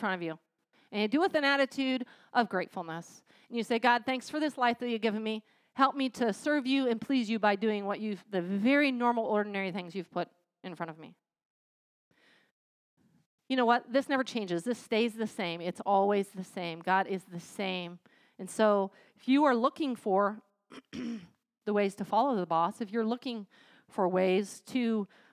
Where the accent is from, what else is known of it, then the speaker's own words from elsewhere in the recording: United States; I'm American